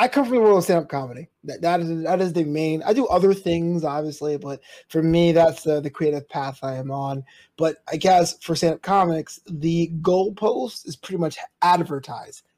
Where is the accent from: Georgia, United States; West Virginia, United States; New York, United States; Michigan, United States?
New York, United States; New York City; my hometown of New York City